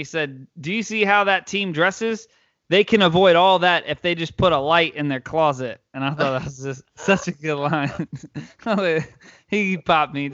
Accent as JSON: {"language": "English", "town": "New Orleans", "region": "Louisiana", "country": "United States", "said": "I'm from New Orleans"}